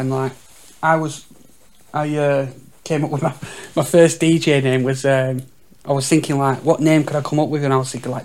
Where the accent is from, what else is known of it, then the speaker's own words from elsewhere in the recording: Leyland, North West England, United Kingdom; I'm from Leyland, actually, and there was like Leyland and Shirley, and like Park Hall's in between them both